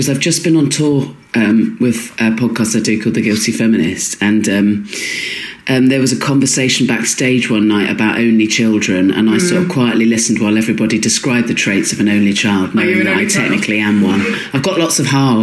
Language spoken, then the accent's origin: English; Swanage, South West England, United Kingdom; moved away; I grew up in Dorset and Swanage